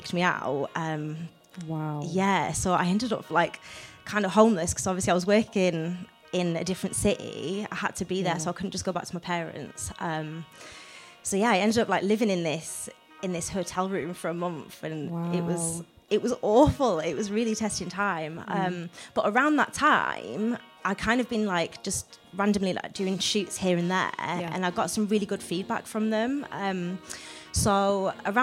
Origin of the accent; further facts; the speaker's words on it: Newcastle upon Tyne, North East England, United Kingdom; moved away as an adult; now in Manchester, United Kingdom; moving down to Manchester because I'm originally from Newcastle